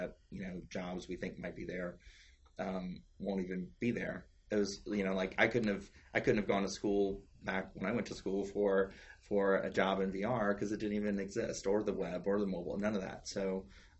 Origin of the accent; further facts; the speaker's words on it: South Louisiana, United States; moved away; I'm from South Louisiana and we were having a lot of hurricanes. It was around Katrina